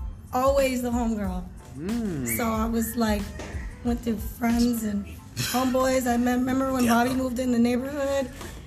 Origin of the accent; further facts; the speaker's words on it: Grand Prairie, Texas, United States; Grew up in 1870 Palmer Trail. That's cool because I don't live there no more.